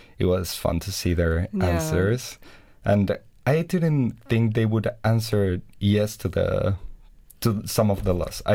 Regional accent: Mexico; I'm from Mexico.

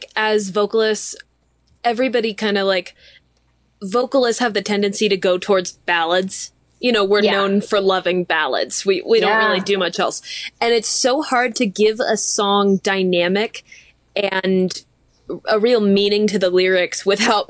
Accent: California, United States; I grew up in California.

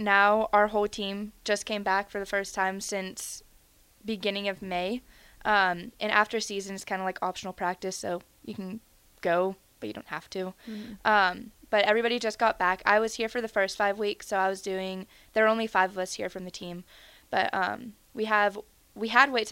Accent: Nashville, Tennessee, United States; moved away as an adult; also born or lived in Virginia; now in Nebraska, United States; I'm from Nashville, Tennessee.

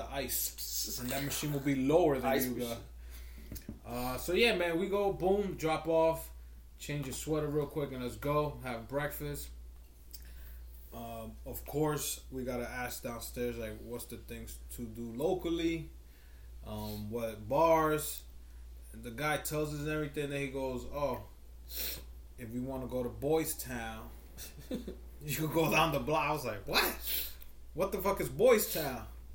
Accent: New York City, New York, United States; I'm from New York

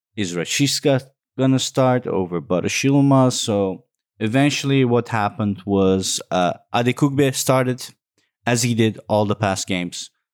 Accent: Amsterdam, North Holland, Netherlands; I'm from Holland, Amsterdam

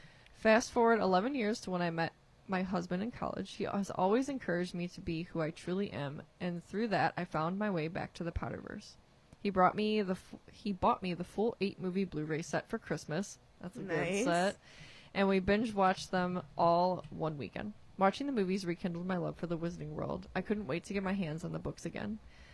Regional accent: Florence, Alabama, United States; now in Tennessee, United States; I'm originally from Florence, Alabama. Shout out to Florence. But recently had to move

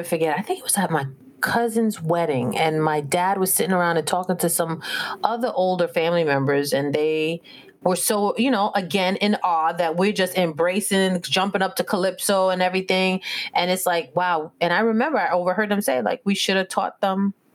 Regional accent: New York City, New York, United States; growing up in the Bronx, when I was younger, I spoke a little Spanish too

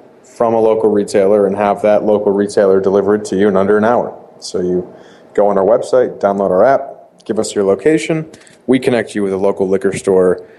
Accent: Boston, Massachusetts, United States; I born and raised in Boston.

